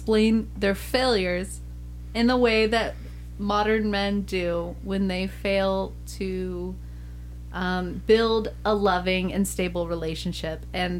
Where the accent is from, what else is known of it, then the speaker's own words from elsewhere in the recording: United States; But I'm an American